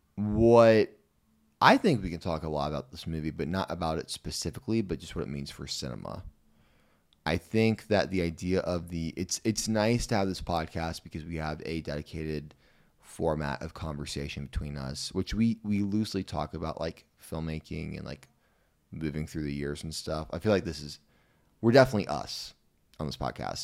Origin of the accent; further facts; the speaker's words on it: Missouri, United States; I'm from Missouri